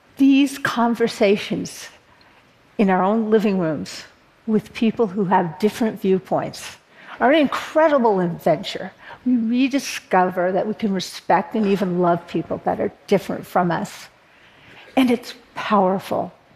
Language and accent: English; Berkeley, California, United States; I was born in Berkeley, California, a notoriously progressive college town. And I live there now